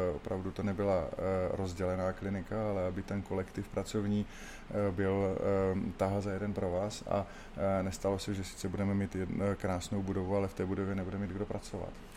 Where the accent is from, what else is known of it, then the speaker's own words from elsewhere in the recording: Brno, South Moravian Region, Czechia; jsem Brňák, kdy ustal jsem v Komíně a chodil jsem na základní školu ve Křistenova a potom Pastviny v Komíně